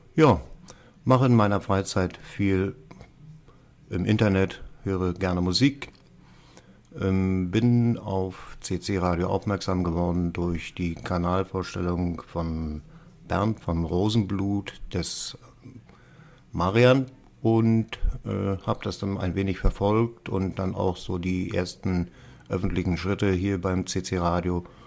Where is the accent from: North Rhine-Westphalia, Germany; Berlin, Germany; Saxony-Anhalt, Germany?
Berlin, Germany; Ich komme aus Berlin, bin berufstätig, arbeite in einem Hotel